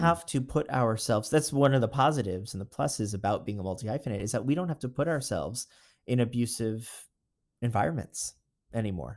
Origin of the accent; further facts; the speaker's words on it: Florida, United States; also born or lived in Long Island, New York; now in New York, United States; moved to Florida, grew up in Florida